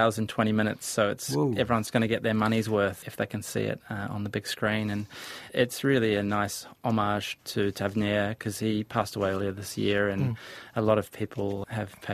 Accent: New Zealand; as Kiwi directors

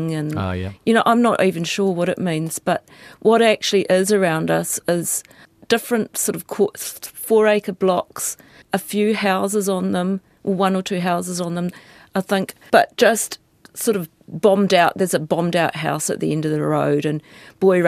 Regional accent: New Zealand; When I was a child, we grew up in Tuturangi.

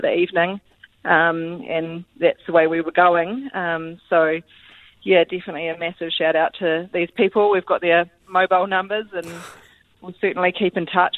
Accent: Christchurch, Canterbury, New Zealand; I'm actually from Christchurch

